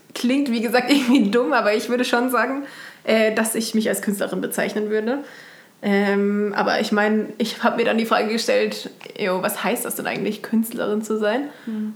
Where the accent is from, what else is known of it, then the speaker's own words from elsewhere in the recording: Baden-Württemberg, Germany; now in Kassel, Germany; ich komme aus Baden ursprünglich